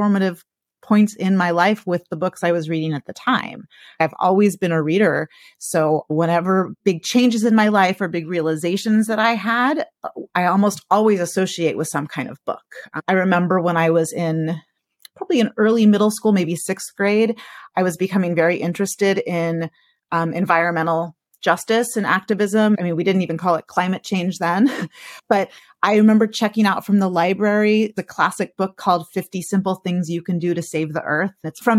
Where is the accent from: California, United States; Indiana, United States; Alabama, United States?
California, United States; So I grew up in California.